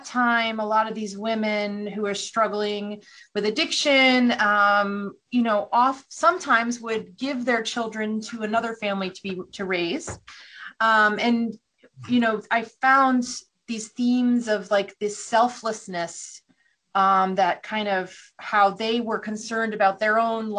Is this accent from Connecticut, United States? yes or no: yes; New Haven, Connecticut, United States; I grew up outside of New Haven, Connecticut, so Yale was very close